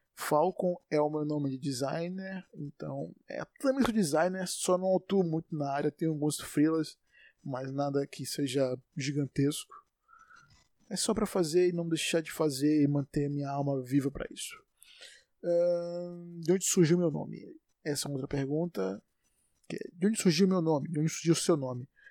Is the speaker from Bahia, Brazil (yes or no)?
yes; Salvador, Bahia, Brazil; sou de Salvador, Bahia